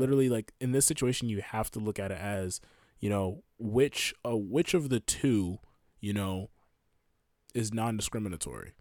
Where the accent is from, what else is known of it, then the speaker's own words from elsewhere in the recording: United States; I'm an American